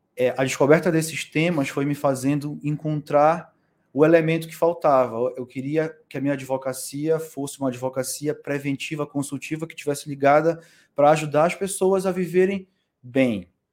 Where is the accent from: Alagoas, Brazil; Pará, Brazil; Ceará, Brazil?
Pará, Brazil; Belém; moved away as an adult; also born or lived in São Paulo / Coimbra; now in Portugal; Eu venho de Belém, né, do Pará, do Norte.